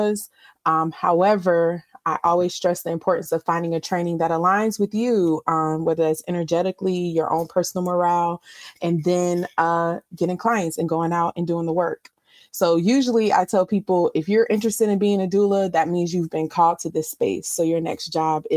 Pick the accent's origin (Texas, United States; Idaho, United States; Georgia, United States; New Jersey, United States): Georgia, United States; Savannah; my hometown of Savannah